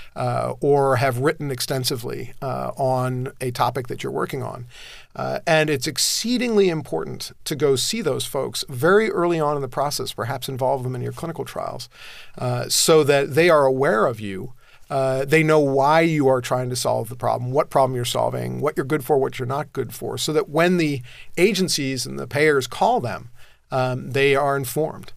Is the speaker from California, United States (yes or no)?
yes; Southern California, United States; I grew up in Southern California